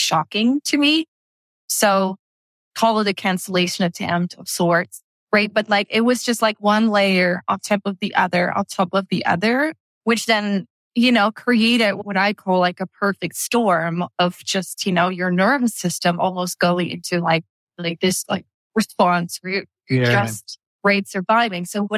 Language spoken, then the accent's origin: English; Netherlands; moved away as an adult; Dutch, right? Born and raised in Holland